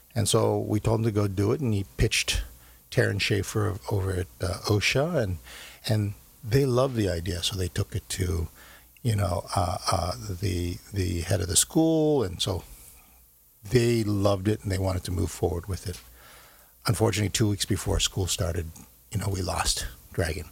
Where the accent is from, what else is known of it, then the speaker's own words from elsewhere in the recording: United States; also born or lived in Korea / New York; I see myself very much as uh, as uh, as an American growing up here